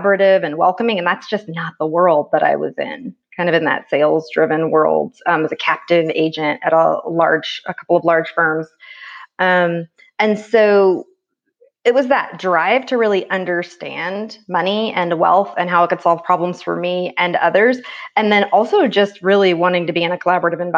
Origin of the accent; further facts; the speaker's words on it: Oroville, California, United States; where I grew up is about 30 minutes away, actually, from the college town, but it was really a world away in Oroville